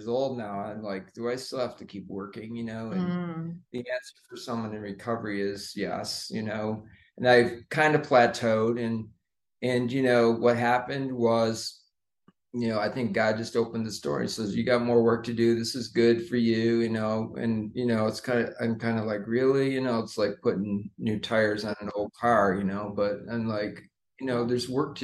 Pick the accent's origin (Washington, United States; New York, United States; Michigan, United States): Washington, United States; Seattle; Born in the USA, born in Seattle, but my mom's Canadian, so I'm Canadian